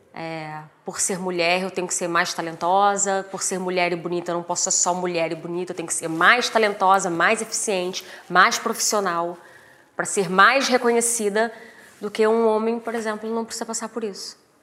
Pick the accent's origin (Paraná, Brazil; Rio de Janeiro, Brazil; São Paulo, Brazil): Rio de Janeiro, Brazil; Três Rios; eu sou de Três Rios, né? Tive uma infância, uma adolescência bem humilde, assim.